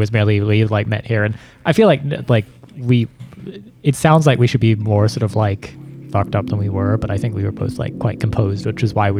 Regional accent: New Zealand; now in United States; I'm American born, New Zealand raised.

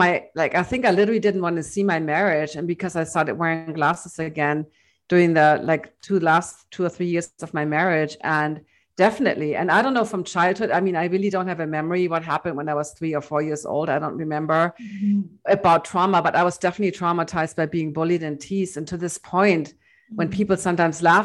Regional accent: Hamburg, Germany; in my hometown in Hamburg

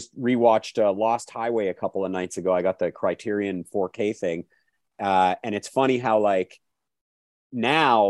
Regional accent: Calgary, Alberta, Canada; when I was growing up in Calgary

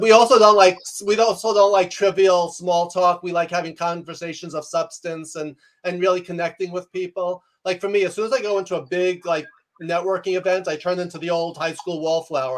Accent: New York, United States; I'm a New Yorker

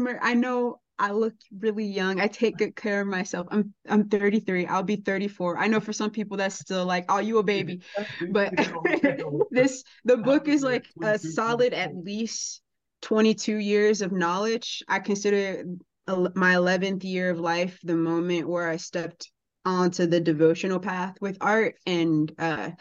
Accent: Chicago, Illinois, United States; But I grew up in Chicago public school with public school food and crazy stuff

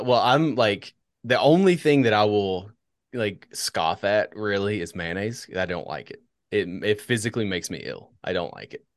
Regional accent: United States; I'm an American

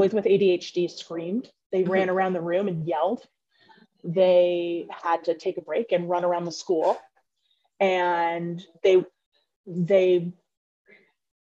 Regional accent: Phoenix, Arizona, United States; also born or lived in Omaha, Nebraska; I grew up here in Phoenix

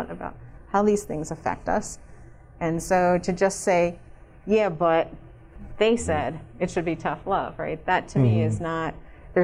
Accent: Camden, New Jersey, United States; moved away as an adult; also born or lived in Philadelphia, Pennsylvania; now in Colorado, United States; raised in the suburbs of New Jersey, just outside of Philly

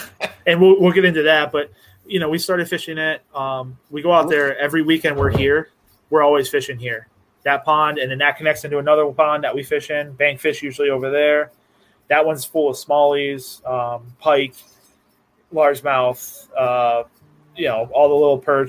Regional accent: South Florida, United States; moved away; I grew up in South Florida

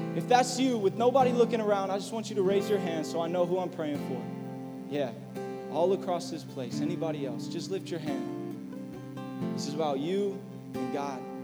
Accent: La Palma, California, United States; La Palma my hometown

